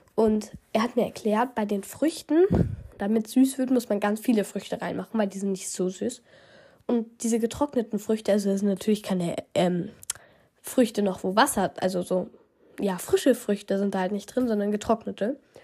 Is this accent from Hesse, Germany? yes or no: yes; Hesse, Germany; bei uns in Hessen